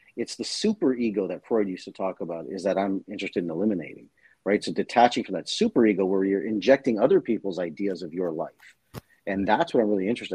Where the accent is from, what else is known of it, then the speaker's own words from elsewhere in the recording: Toronto, Ontario, Canada; I grew up in the in Toronto, Canada, in an East Indian family